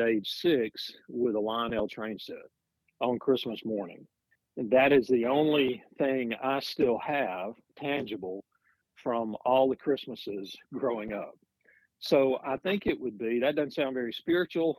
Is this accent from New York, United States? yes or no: no; Gadsden, Alabama, United States; moved away as an adult; I'm from a town called Gadsden, Alabama